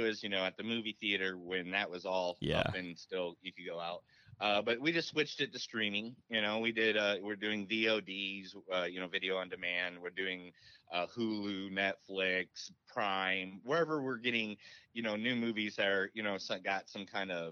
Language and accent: English; Indiana, United States; moved away; I'm from a small little Amish town in Indiana. That's where I was born and raised